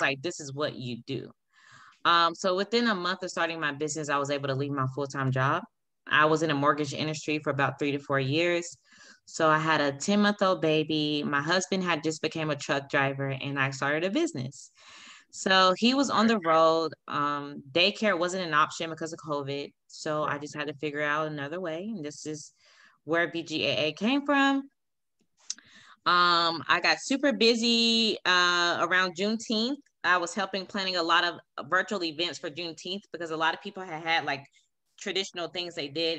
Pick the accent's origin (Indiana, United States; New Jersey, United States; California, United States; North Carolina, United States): North Carolina, United States; Raleigh; moved away as an adult; now in Kansas, United States; I'm from Raleigh, North Carolina